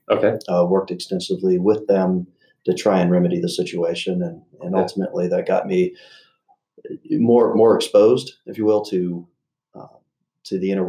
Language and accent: English; South Jordan, Utah, United States; also born or lived in Arizona / California; I was born in Arizona. Spent a bit of time between that state, Utah, and California. Okay. Uh, ultimately, came back to Utah in '89 and uh, actually lived in South Jordan. So wrapped up my high school years at Bingham High.